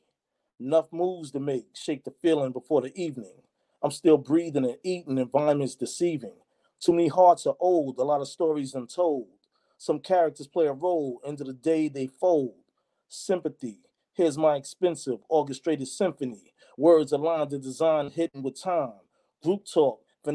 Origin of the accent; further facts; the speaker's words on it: New York, United States; now in South Jersey, United States; I'm originally from Harlem, New York, residing now in South Jersey